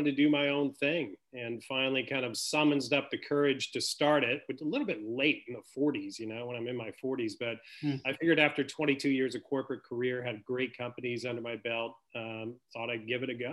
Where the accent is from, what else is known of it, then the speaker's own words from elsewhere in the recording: Southern Illinois, United States; I grew up in Southern Illinois